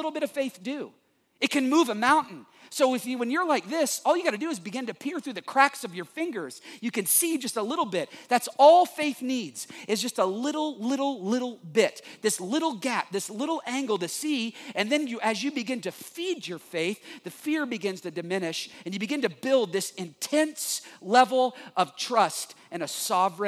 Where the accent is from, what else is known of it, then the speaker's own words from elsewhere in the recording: United States; also born or lived in Texas; I'm from Oklahoma and Texas